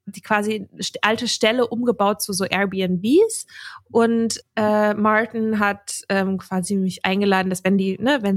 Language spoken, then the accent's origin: German; Dublin, Leinster, Ireland; born there; also ich bin da ja auch geboren in Dublin und das ist irgendwie schon so ein Ort, an dem ich mich sehr zu Hause gefühlt habe.